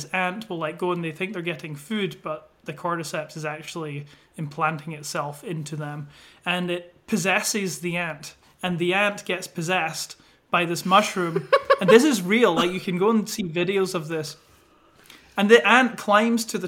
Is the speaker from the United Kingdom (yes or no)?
yes; Scotland, United Kingdom; moved away as an adult; now in United States; I am originally from Scotland, and I've been over in the US for, I think, about 4 years now